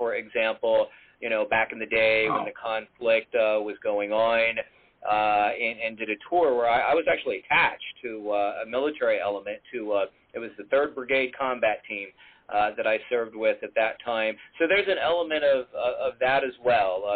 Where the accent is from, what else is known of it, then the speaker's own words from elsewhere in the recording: McAllen, Texas, United States; moved away; I grew up down in McAllen, which is right down at the border with Mexico and pretty close to the Gulf Coast